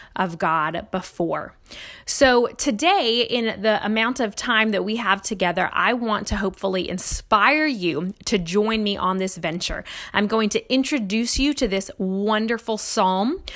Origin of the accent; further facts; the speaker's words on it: Nevada, United States; now in Lafayette, United States; my home state of Nevada